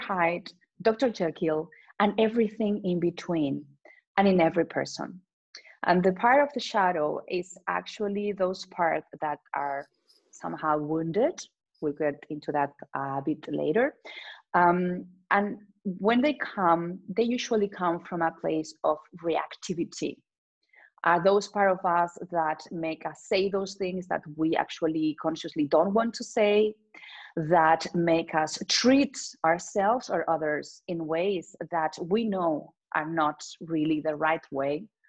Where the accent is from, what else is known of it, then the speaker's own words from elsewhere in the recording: Spain; English is a second language; I come from Spain